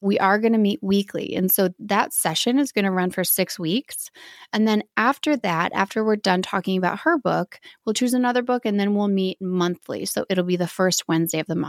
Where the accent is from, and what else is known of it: Midwest, United States